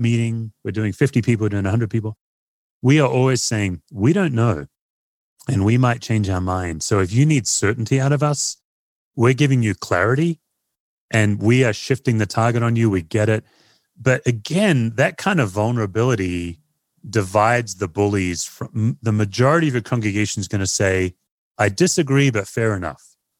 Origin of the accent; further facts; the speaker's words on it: Australia; now in United States; as an Aussie